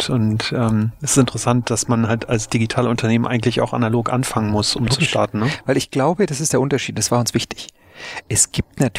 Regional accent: Soltau, Lower Saxony, Germany; Ich bin in Soltau aufgewachsen, in, in Niedersachsen, und da gibt es einen Busunternehmer.

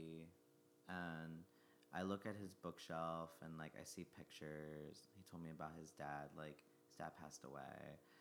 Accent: New Jersey, United States; now in New York, United States; I grew up in Jersey

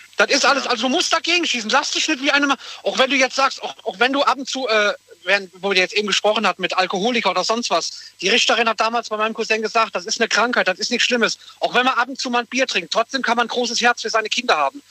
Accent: Koblenz, Rhineland-Palatinate, Germany; wir kommen alle aus Koblenz

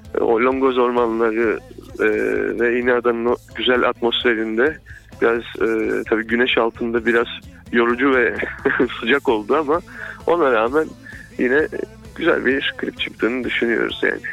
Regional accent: Fındıklı, Rize Province, Turkey; ben mesela hani Rize Fındıklıyım

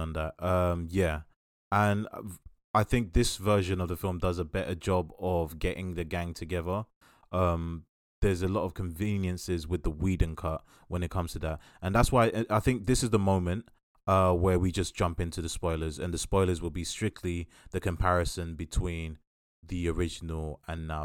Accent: United Kingdom; we are British

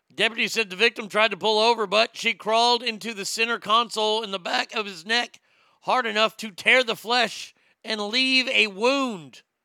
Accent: Texas, United States; my home state of Texas.

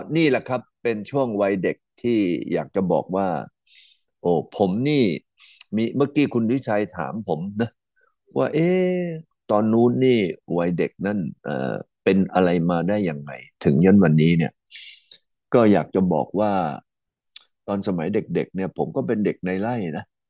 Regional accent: Tha Ruea, Kanchanaburi, Thailand; ผมเนี่ยก็เกิดที่ตำบลท ่าเรืออำเภอธรรมกาจังหวัดกาญจนบุรี

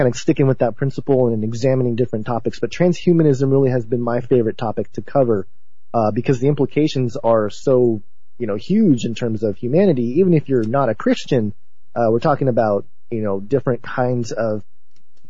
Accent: Southern California, United States; the culture that I grew up in Southern California, being a second-generation Japanese-American

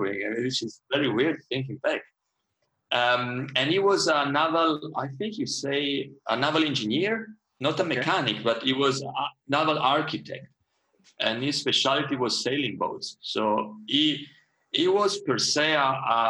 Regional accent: Trieste, Friuli-Venezia Giulia, Italy; I was born in Italy. It was 1981. And a town called Trieste, which was, I still love it. It's a wonderful town. It was right on the border with what used to be Yugoslavia, and now is Slovenia. I very like the place where I grew up.

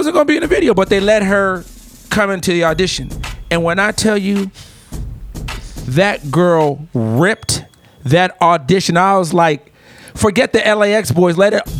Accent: Los Angeles area, California, United States; But I grew up in that area. Yeah. My grandparents did.

